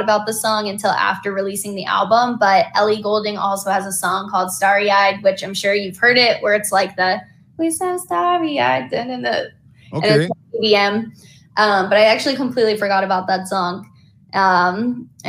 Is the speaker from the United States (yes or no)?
yes; North Carolina, United States; moved away as an adult; now in Los Angeles, United States; growing up in North Carolina, my dad was originally from Chicago. My mom born and raised North Carolina